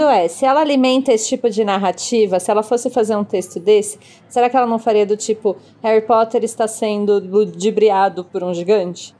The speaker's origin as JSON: {"language": "Portuguese", "country": "Brazil", "accent": "Brazilian", "said": "chama brasileiro mesmo o meu sotaque"}